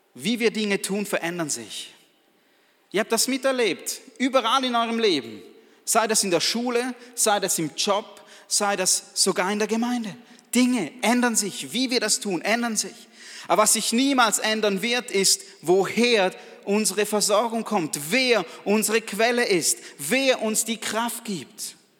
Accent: Balgach, St. Gallen, Switzerland; ich bin aus Balgach, einem Weindorf

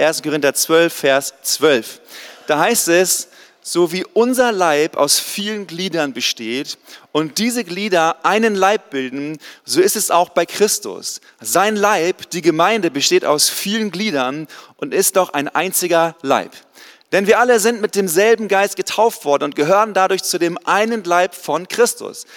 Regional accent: East Frisia, Lower Saxony, Germany; moved away; also born or lived in Swabia / Canada; Ich komme eigentlich aus Ostfriesland, da ganz oben an der Nordseeküste, wo es keine Berge gibt

